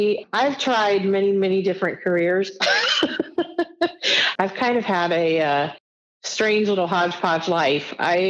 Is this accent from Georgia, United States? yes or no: no; Edgewood, Kentucky, United States; also born or lived in San Antonio, Texas; I was born in San Antonio, Texas. I was an Army baby. We moved around a lot, but then settled in Northern Kentucky, in Edgewood, Kentucky, which is near Cincinnati, Ohio. I lived there until very, very recently.